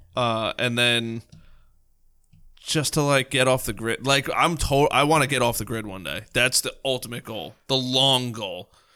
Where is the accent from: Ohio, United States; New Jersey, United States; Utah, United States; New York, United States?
New York, United States; we're from New York, so we talk really, really, really fast